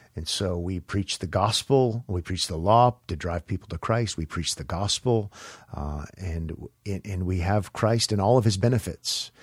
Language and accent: English; United States; as an American